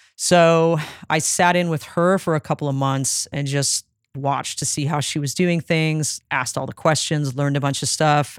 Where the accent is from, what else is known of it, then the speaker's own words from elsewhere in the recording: Phoenix, Arizona, United States; now in Nashville, United States; I grew up in Phoenix in the nineties